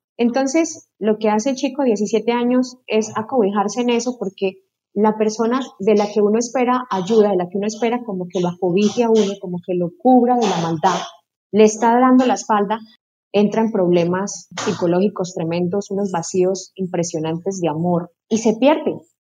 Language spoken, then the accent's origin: Spanish; Casanare, Colombia; soy llanera